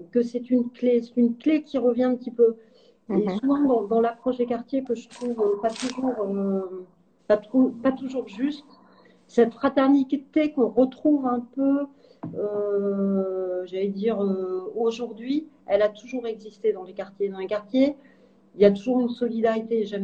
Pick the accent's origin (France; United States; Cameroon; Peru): France; Je suis une, euh, je suis une, je suis française et européenne.